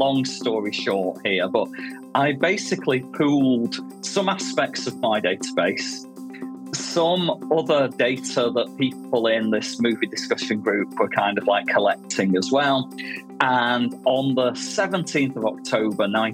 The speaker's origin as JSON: {"language": "English", "town": "Manchester", "region": "North West England", "country": "United Kingdom", "tie": "born or raised there", "moved": "yes", "lives_now": "Bristol, United Kingdom", "said": "I grew up in Manchester in the north of England."}